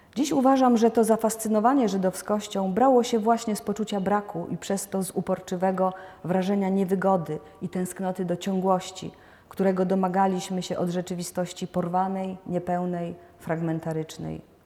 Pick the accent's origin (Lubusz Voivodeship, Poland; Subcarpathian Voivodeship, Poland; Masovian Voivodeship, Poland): Lubusz Voivodeship, Poland; Lubusz Land, western Poland; moved away as an adult; also born or lived in Lower Silesia / Warsaw; Przyszłam na świat w 1962 roku na zachodnich rubieżach Polski, w historycznie rzecz biorąc wschodniej Brandenburgii, czy może lepiej powiedzieć na ziemi lubuskiej